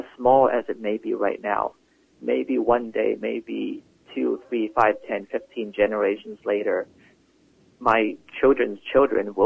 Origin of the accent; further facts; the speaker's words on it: Hong Kong; now in Vancouver, Canada; my hometown, seeing my home that I have known and loved and missed so much